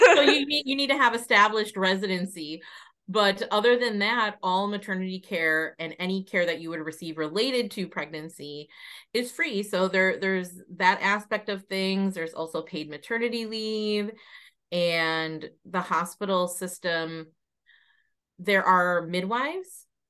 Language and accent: English; United States; moved away as an adult; now in Ireland; I'm originally from the United States, spent most of my life living there.